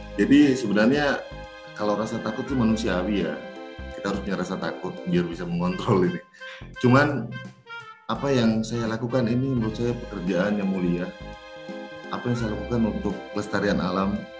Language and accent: Indonesian; Papua, Indonesia; saya besar di Papua